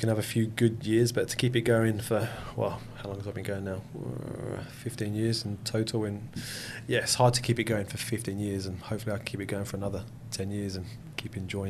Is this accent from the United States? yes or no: no; England, United Kingdom; I grew up in England